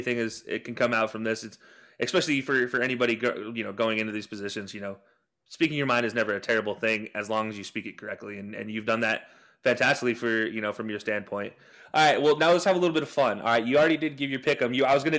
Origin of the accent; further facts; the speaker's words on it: Utah, United States; growing up in Utah